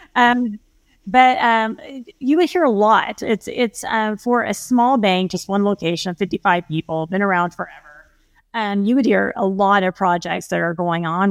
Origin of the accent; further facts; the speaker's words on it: Oklahoma, United States; fellow Oklahoman